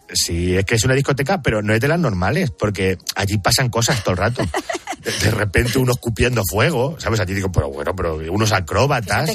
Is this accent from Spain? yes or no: yes; Picón, Castilla-La Mancha, Spain; born or raised there